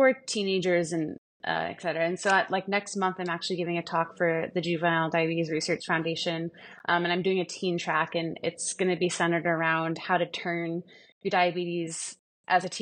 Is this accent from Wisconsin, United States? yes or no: yes; Milwaukee, Wisconsin, United States; moved away as an adult; also born or lived in San Diego; Milwaukee, so that was my hometown, where Marquette is